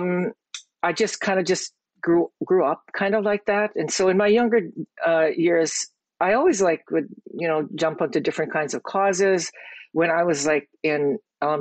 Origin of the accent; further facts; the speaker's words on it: Hawaii, United States; I am born and raised in Hawaii.